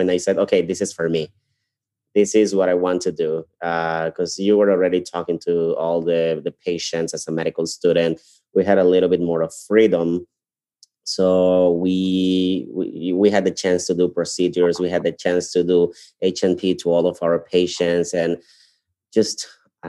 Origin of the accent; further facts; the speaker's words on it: Ecuador; moved away as an adult; also born or lived in Guayaquil, Ecuador; now in Chicago, United States; I'm from Ecuador. I'm from South America. I went to medical school in Guayaquil, which is part of the coast of my country.